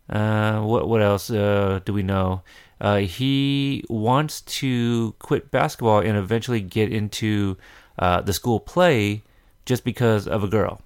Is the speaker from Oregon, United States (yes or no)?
yes; Oregon, United States; we're from Oregon